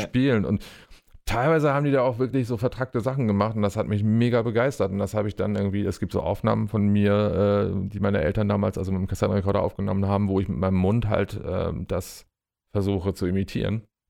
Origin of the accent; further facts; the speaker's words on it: Bremen, Germany; ich bin äh, tatsächlich in Deutschland, in meiner Heimatstadt Bremen geboren